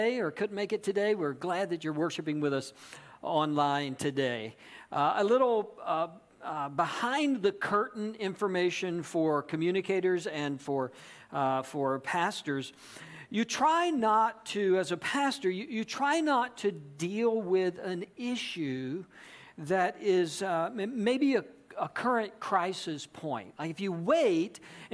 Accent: Georgia, United States; also born or lived in South Carolina; I grew up in Georgia

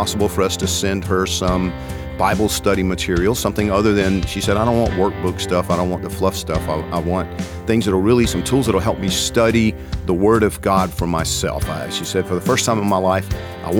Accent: Georgia, United States; I'm from Georgia

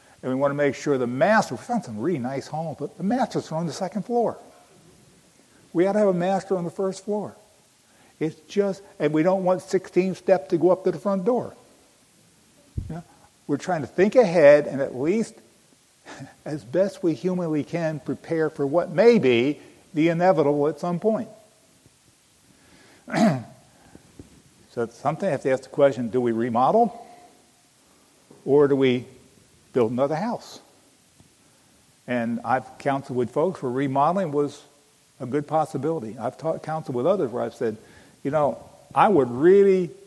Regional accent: Pennsylvania, United States; I'm from Pennsylvania

